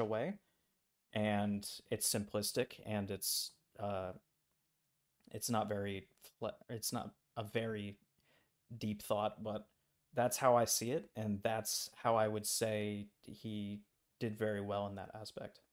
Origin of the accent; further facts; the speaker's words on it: United States; I'm an American tourist abroad